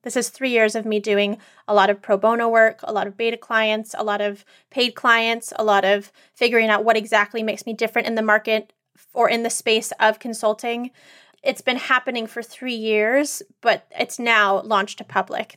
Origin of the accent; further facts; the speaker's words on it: Northern California, United States; growing up in Northern California, pre-internet, you know, pre-social media